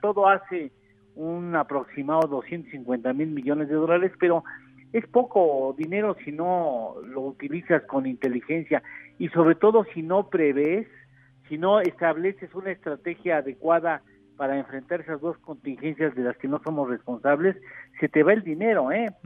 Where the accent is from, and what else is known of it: Mexico